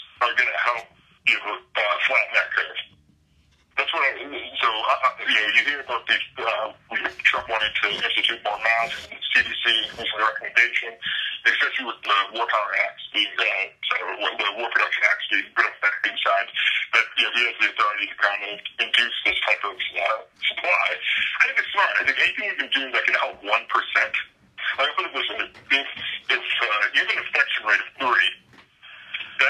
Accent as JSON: {"language": "English", "town": "Quincy", "region": "Massachusetts", "country": "United States", "said": "I'm from Quincy, Massachusetts"}